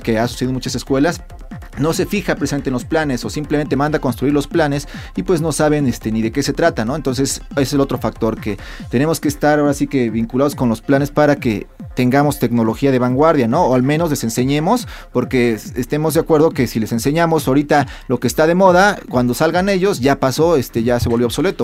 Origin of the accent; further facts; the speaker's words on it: Mexico; aquí en México